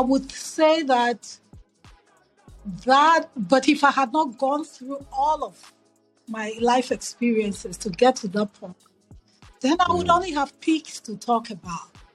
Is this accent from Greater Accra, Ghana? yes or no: yes; Accra, Greater Accra, Ghana; moved away as an adult; also born or lived in New York City / Philadelphia; now in United States; So growing up in Ghana, I grew up in Accra.